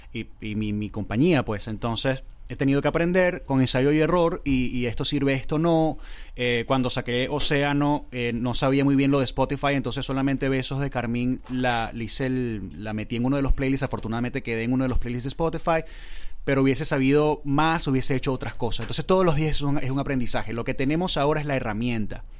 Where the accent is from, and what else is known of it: Valencia, Carabobo, Venezuela; moved away; also born or lived in Punto Fijo, Venezuela / Caracas, Venezuela